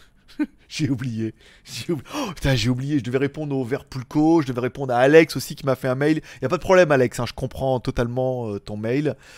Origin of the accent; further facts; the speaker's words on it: France; moved away as an adult; also born or lived in China; now in Thailand; je réside en Thaïlande depuis 3 ans, après avoir vécu en Chine pendant 5 ans, et après avoir vécu en France pendant 30 ans